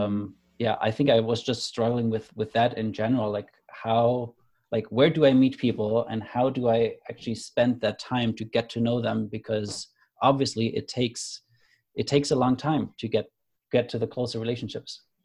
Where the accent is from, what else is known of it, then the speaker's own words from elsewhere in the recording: Germany; moved away; also born or lived in Canada; I grew up in Germany. I moved to Canada